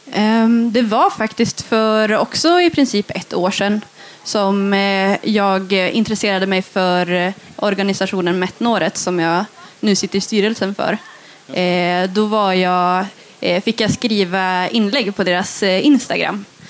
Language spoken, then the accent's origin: Swedish; Gällivare, Norrbotten County, Sweden; also born or lived in Lautakoski, Junosando; jag är uppväxt i en by som heter Lautakoski utanför Junosando. Och jag har egentligen inte haft min post adresserad dit jag har alltid bott här i Gällivare